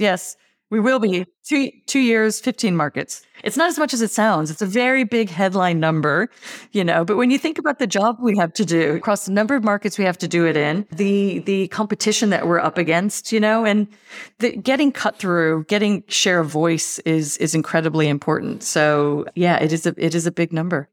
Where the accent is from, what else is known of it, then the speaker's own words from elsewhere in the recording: United States; accent: American; now in Australia; I'm, I'm clearly, clearly American